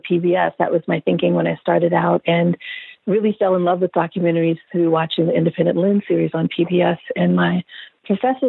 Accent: Hattiesburg, Mississippi, United States; moved away as an adult; also born or lived in Chicago, Illinois; I grew up in Hattiesburg, Mississippi, so I'm a southerner. I lived there until I was 18. I was born in Chicago, grew up in Mississippi

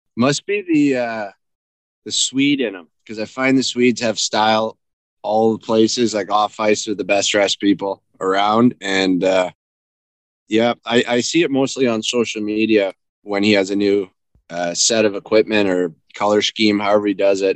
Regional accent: Sault Ste. Marie, Ontario, Canada; also born or lived in London, Ontario; I grew up in, actually, Sault Ste. Marie. I was born in London, but raised in the Sioux

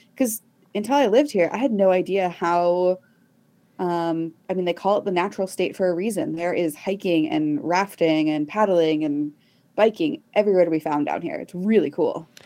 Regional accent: Texas, United States; I grew up in Texas

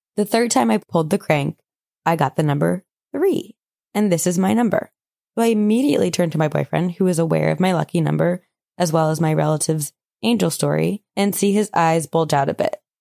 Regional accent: Vermont, United States; I'm a loser from Vermont.

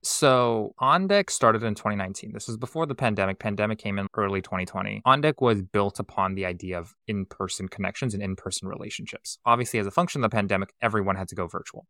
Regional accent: Silicon Valley, California, United States; I was born and raised in Silicon Valley

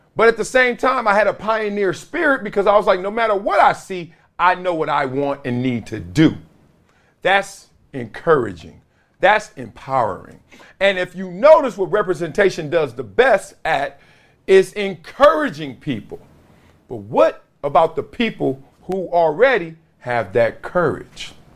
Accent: Compton, California, United States; Growing up in Compton

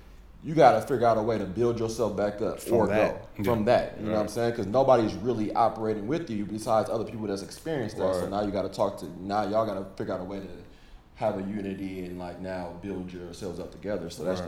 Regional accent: India; being like growing up in India, where it's a large

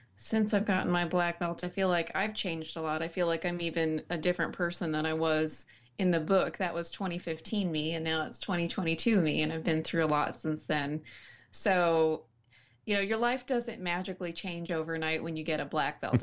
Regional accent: Snyder, Texas, United States; also born or lived in Dallas-Fort Worth Metroplex; I was born in the Dallas-Fort Worth Metroplex and then raised in a small town called Sm-, Snyder.

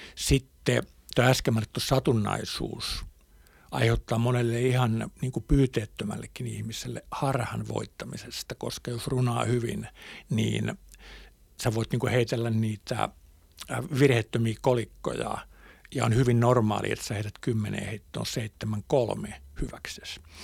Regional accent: Hämeenlinna, Kanta-Häme, Finland; moved away as an adult; also born or lived in Helsinki; Mä oon syntynyt Hämeenlinnassa

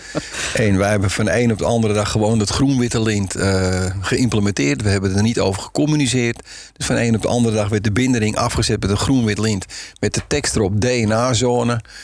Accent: Zandvoort, North Holland, Netherlands; ik kom uit Zandvoort vandaan

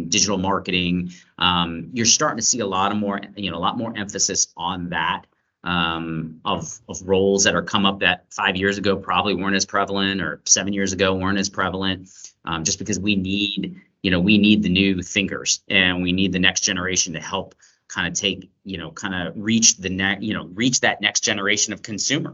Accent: Atlanta, Georgia, United States; I grew up in Atlanta

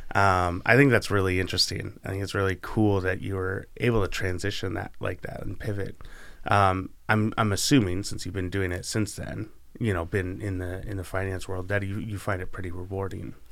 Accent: Canby, Oregon, United States; also born or lived in Pittsburgh / Arizona; I grew up in Canby my whole life, spent a few years in Pittsburgh

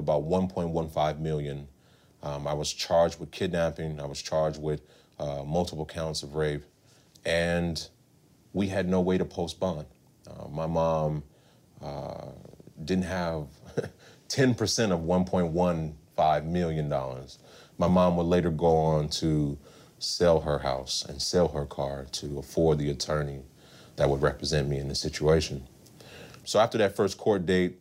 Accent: Long Beach, California, United States; I am a Southern California native, born and raised in Long Beach, California

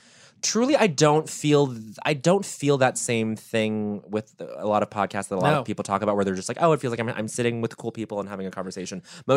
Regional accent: Denver, Colorado, United States; We're both from Denver.

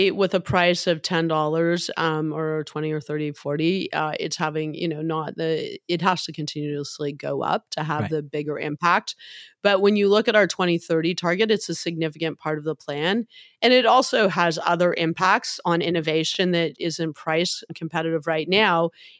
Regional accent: Hamilton, Ontario, Canada; Now, I'm Irish. My dad is from Dublin, as are his five brothers. I'm from Hamilton. It's a hard scrabble steel town.

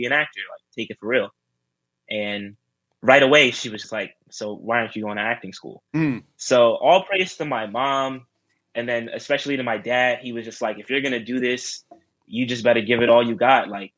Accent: New York City, New York, United States; born and raised in New York, born in Rosedale, Queens, to be exact. But yeah, I've lived in New York my whole life.

